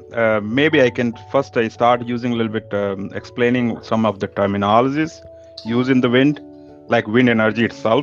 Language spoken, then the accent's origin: English; India; now in Denmark; I come from India and living in Denmark